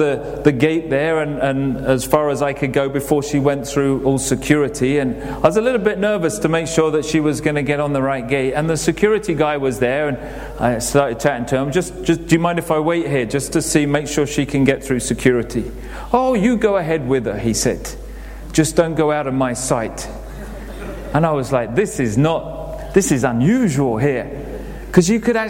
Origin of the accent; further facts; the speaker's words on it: England, United Kingdom; we're very English